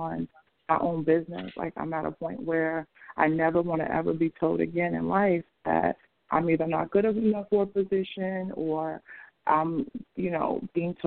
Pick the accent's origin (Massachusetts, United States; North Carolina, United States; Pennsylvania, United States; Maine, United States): Massachusetts, United States; Boston; also born or lived in San Francisco; now in Los Angeles, United States; I'm originally from Boston, but I live in L.A.